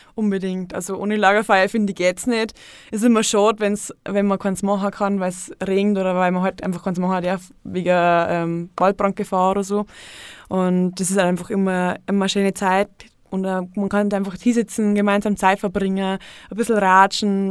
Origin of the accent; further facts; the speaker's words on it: Untergriesbach, Bavaria, Germany; in Untergrissbach, eben wo ich herkomme